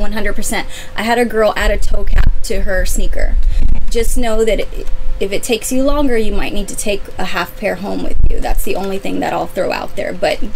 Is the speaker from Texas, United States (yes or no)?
yes; San Antonio, Texas, United States; I'm from San Antonio, and I worked for Steve Madden at his retail store.